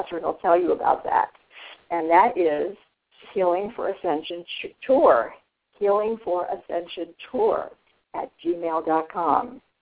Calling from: Texas, United States; I'm from Texas.

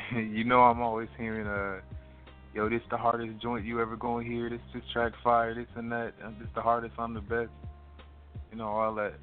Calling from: Jackson, Mississippi, United States; I'm currently calling from Jackson, Mississippi

